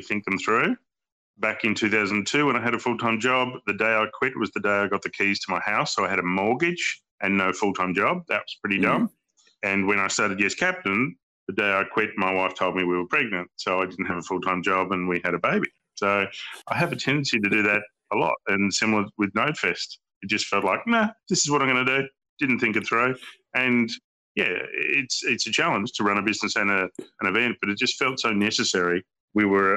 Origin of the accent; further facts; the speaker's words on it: Hobart, Tasmania, Australia; also born or lived in Brisbane, Queensland / Sydney; now in Melbourne, Australia; I grew up in Hobart in Tassie, so the Tassie Devil.